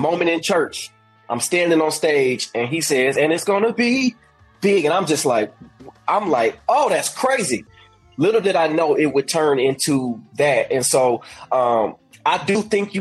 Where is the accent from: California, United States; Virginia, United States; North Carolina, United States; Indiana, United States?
Indiana, United States; moved away as an adult; now in Birmingham, United States; I'm from Indiana, living in Indiana, 2014